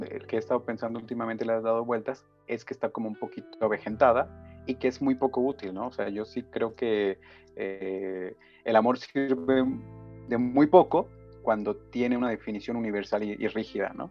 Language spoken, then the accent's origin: Spanish; Michoacán, Mexico; No, somos michoacanos, afortunadamente.